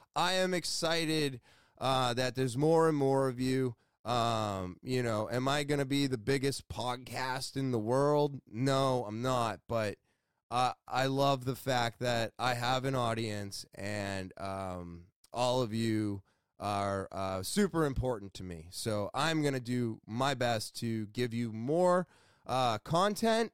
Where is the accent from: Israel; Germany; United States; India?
United States; Beverly, Massachusetts; I was born in Beverly, Massachusetts.